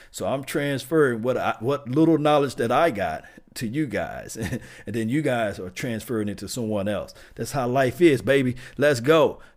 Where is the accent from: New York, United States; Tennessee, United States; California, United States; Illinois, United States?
Tennessee, United States; Pall Mall; Yes, uh, I'm from Pall Mall. Yes, what I'm talking about, Tennessee.